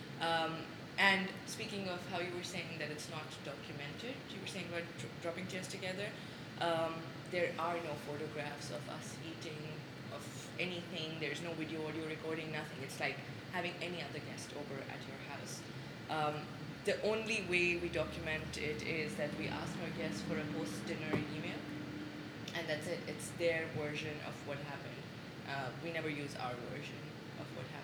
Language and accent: English; Pakistan; moved away as an adult; also born or lived in Ethiopia / United States; now in Sudan; when I answer Pakistan